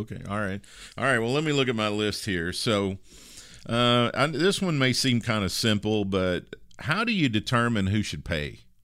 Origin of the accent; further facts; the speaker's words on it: Kentucky, United States; the biggest city near my hometown in Kentucky